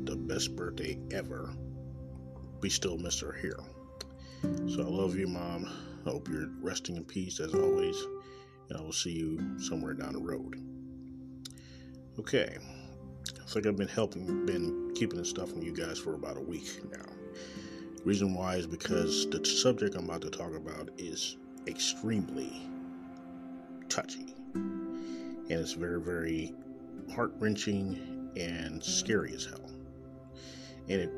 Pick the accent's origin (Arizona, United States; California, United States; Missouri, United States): Missouri, United States; Kansas City; Coming live right from Kansas City, Missouri, my hometown.